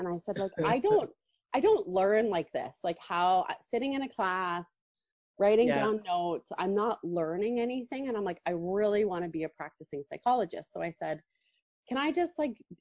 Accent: Calgary, Alberta, Canada; also born or lived in Lethbridge / Stony Plain; I grew up in Calgary and spent my whole life in Calgary until I decided to leave

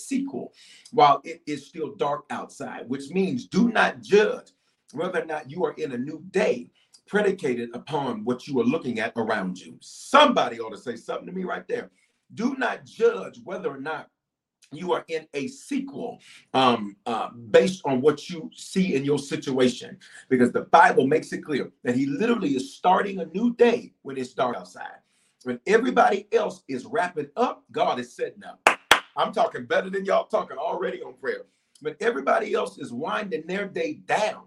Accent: Memphis, Tennessee, United States; also born or lived in Denver, Colorado; I was born in Denver, raised in Memphis, reared in Memphis.

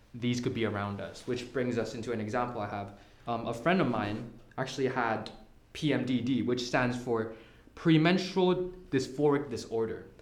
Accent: Hong Kong; I'm from Hong Kong

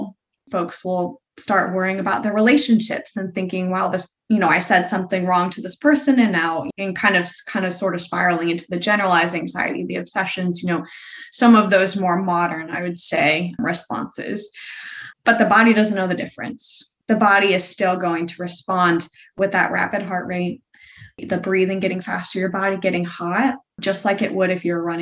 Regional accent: Florida, United States; I grew up in Florida

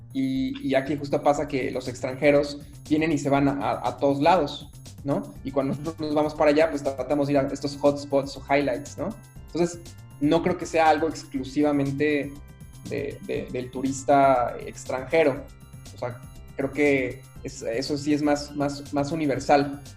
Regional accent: Mexico City, Mexico; moved away as an adult; now in Cuernavaca, Mexico; Yo soy de la Ciudad de México

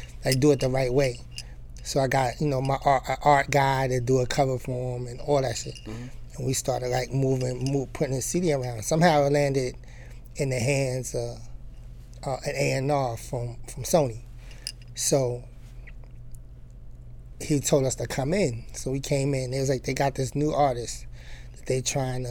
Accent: New York City, New York, United States; I'm from Queens, and I grew up around like DJ Clue.

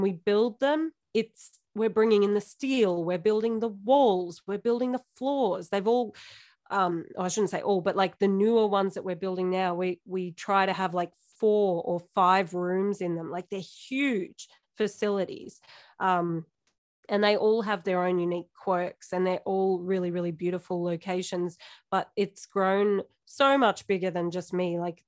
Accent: Warrnambool, Victoria, Australia; moved away as an adult; also born or lived in Melbourne; now in Ballarat, Australia; So that's my hometown. That's where I was born.

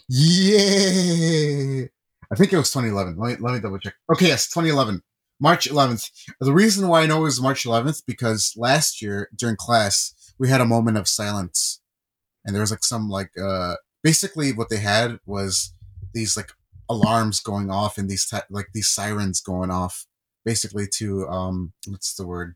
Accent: California, United States; moved away; I was born in California and I was born in ninety-four

